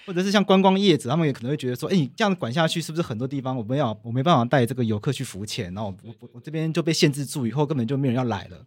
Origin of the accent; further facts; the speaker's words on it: Taiwan; 海洋到底对我们台湾人来说有多重要